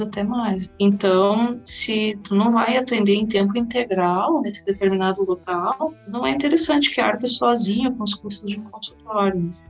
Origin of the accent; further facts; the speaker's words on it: Cachoeira do Sul, Rio Grande do Sul, Brazil; moved away; also born or lived in Santa Maria; eu também passei a atender em Cachoeira do Sul, que era é minha cidade natal